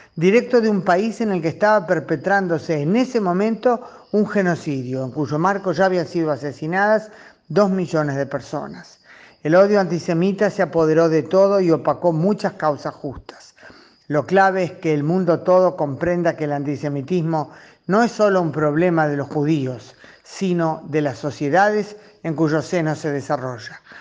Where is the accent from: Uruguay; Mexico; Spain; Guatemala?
Uruguay; Como uruguaya y como judía uruguaya